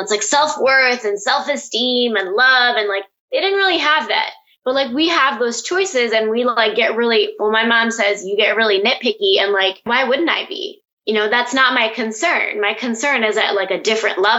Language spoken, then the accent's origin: English; Pakistan; And so I think this is where definitely me being a Pakistani Muslim woman comes into play. It's something that I've grown up around.